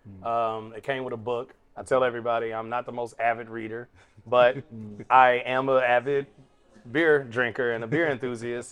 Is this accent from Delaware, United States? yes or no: no; Nashville, Tennessee, United States; moved away as an adult; now in Chicago, United States; I was living in Nashville at the time. That's my hometown.